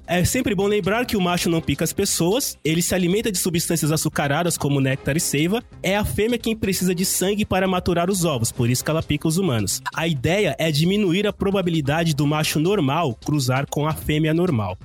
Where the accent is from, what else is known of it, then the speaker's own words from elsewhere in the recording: Brazil; nós que somos brasileiros